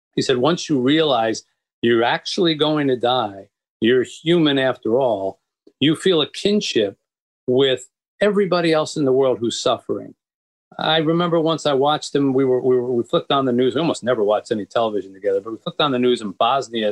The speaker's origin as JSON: {"language": "English", "town": "Philadelphia", "region": "Pennsylvania", "country": "United States", "tie": "born or raised there", "also_born_or_lived": "Boston / New York / Florida", "moved": "as an adult", "lives_now": "Detroit, United States", "said": "I was raised in the East, and I, you know, I, I, I grew up in Philadelphia"}